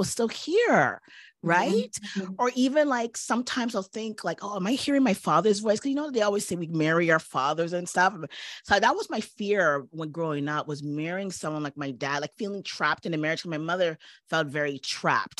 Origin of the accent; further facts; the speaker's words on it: Toronto, Ontario, Canada; moved away as an adult; also born or lived in New York; I had no family because I was from Toronto and I was in New York at the time